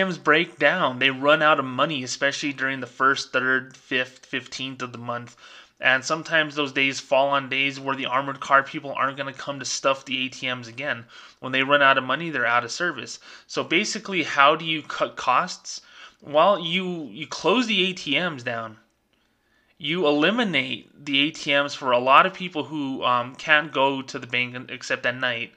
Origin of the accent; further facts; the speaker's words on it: Albuquerque, New Mexico, United States; I'm from the Albuquerque, New Mexico area where they had a record number of homicides.